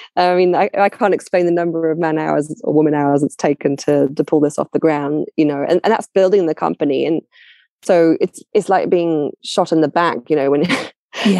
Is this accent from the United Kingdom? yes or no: yes; London, United Kingdom; I'm I'm from London originally, right? So I I, I know my own culture very well